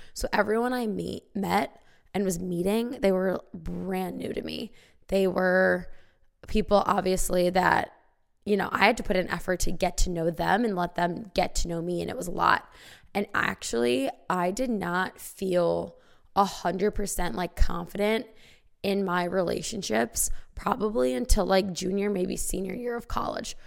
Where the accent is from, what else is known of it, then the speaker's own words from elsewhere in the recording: small town Illinois, United States; I went to high school in small town Illinois